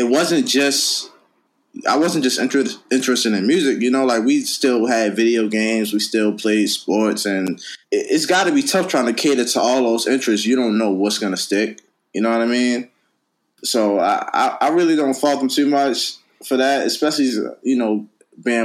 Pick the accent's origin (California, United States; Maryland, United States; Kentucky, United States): Maryland, United States; Baltimore; I grew up in Baltimore, Maryland